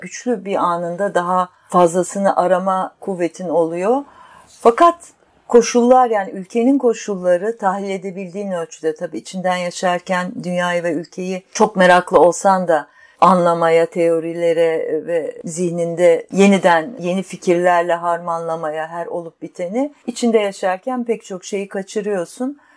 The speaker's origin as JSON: {"language": "Turkish", "region": "Istanbul", "country": "Turkey", "tie": "born or raised there", "said": "E, büyük şehirde İstanbul'da yaşıyorduk ergenliğimden itibaren"}